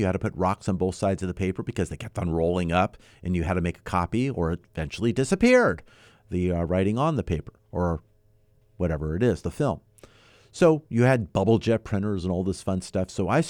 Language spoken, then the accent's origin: English; San Fernando Valley, California, United States; Got my start in Southern California, born and raised in the San Fernando Valley, eventually in the west end of the valley.